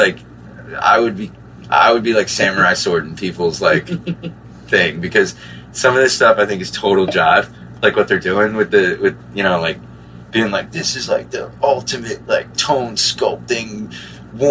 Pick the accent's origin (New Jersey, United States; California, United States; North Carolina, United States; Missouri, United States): New Jersey, United States; I'm from New Jersey